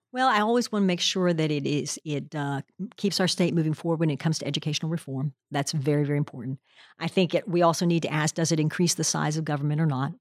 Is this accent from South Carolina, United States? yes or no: no; Pennsylvania, United States; moved away as an adult; now in Tennessee, United States; I grew up in Pennsylvania